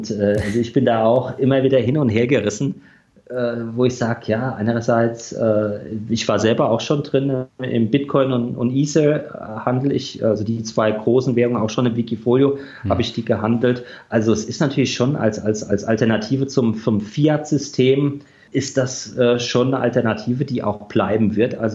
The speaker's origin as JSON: {"language": "German", "town": "Düsseldorf", "region": "North Rhine-Westphalia", "country": "Germany", "said": "Ich komme ja auch aus Düsseldorf, mhm. da haben wir auch die eine oder andere gute Rockkneipe."}